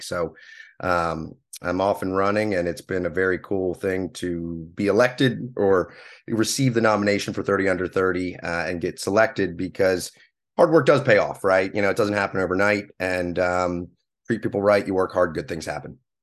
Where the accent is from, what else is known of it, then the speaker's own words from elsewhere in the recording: Pennsylvania, United States; moved away as an adult; also born or lived in Clemson, South Carolina; now in Hilton Head Island, United States; I'm actually originally from Pennsylvania. I grew up up there, graduated high school